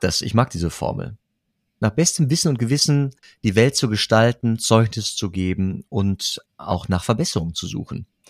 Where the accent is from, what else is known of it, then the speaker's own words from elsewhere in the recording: Germany; now in Geldern, Germany; ja, ich komme aus Rade.